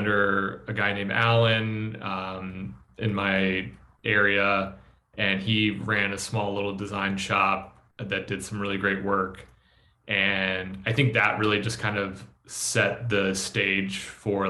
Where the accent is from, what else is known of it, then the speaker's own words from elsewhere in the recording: Virginia, United States; moved away as an adult; I'm from Virginia originally